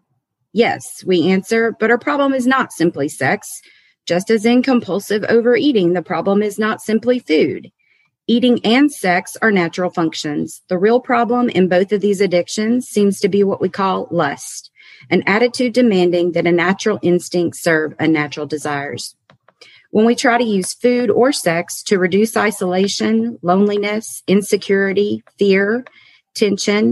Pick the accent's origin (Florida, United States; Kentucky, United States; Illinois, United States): Kentucky, United States; also born or lived in Massachusetts; I was born in Massachusetts. I've got a mom, a dad, and two older brothers. When I was three, we moved to Kentucky.